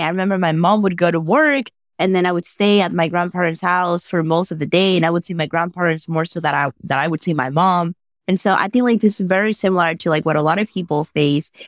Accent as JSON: {"language": "English", "country": "Dominican Republic", "tie": "born or raised there", "second_language": "English", "moved": "as an adult", "lives_now": "United States", "said": "I was born and raised in the Dominican Republic"}